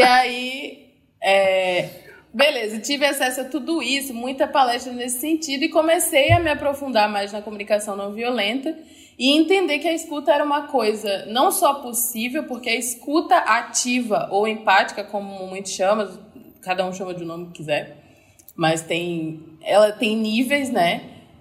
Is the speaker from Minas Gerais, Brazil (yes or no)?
no; Recife, Pernambuco, Brazil; moved away as an adult; also born or lived in Rio de Janeiro; eu sou de Recife, mas em 2015 eu mudei para o Rio de Janeiro, fiquei lá durante cinco anos